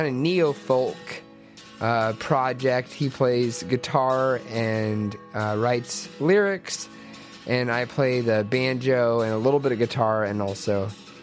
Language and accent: English; LaGrange, Kentucky, United States; We were neighbors growing up in LaGrange, Kentucky, in Oldham County.